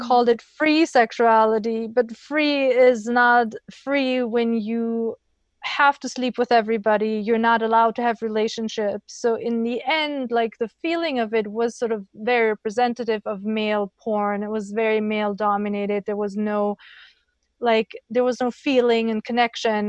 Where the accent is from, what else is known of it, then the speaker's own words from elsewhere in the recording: Germany; I grew up in Germany